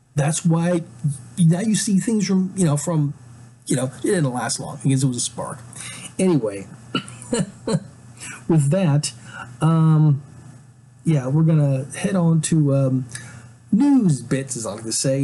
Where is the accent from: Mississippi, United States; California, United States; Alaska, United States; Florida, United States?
Alaska, United States; also born or lived in West Coast of the United States; now in Pacific Northwest, United States; I'm from Alaska